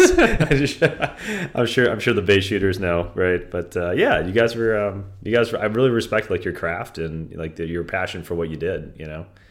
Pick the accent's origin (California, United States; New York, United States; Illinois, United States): Illinois, United States; Vernon Hills; now in Palos Verdes, United States; I grew up with him in Vernon Hills forever